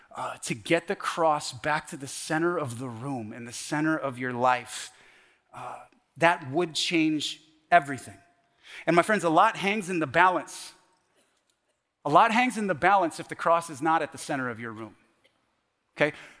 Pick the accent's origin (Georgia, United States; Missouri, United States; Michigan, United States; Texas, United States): Texas, United States; The Woodlands; moved away as an adult; also born or lived in Canada / California / Washington State / Oregon; I was raised in the woodlands, Woodlands High School.